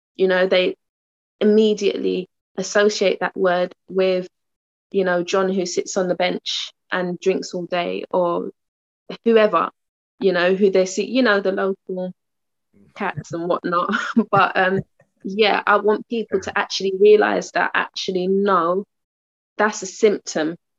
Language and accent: English; London, United Kingdom; moved away as an adult; now in Uxbridge, United Kingdom; moving from my hometown, um, Tottenham, to Uxbridge.